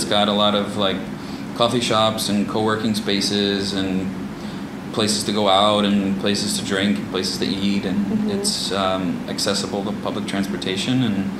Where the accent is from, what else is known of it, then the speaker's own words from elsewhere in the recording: Bariloche, Río Negro, Argentina; We're from Bariloche, it's like 45 to an hour.